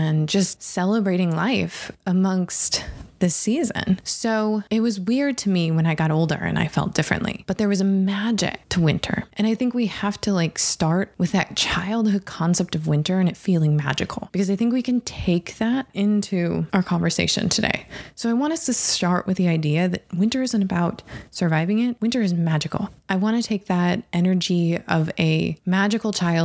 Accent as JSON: {"language": "English", "town": "Harbor Springs", "region": "Michigan", "country": "United States", "tie": "born or raised there", "said": "I grew up, I was born in Harbor Springs, Michigan."}